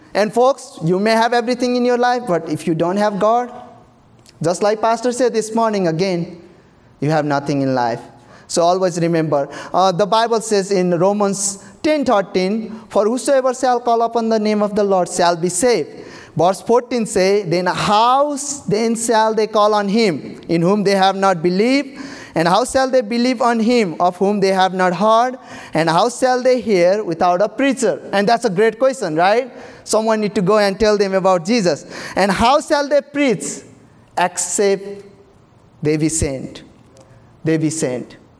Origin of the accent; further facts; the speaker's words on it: Nepal; English is a second language; moved away as an adult; now in United States; I have to go back and forward here to Nepal, Nepal to here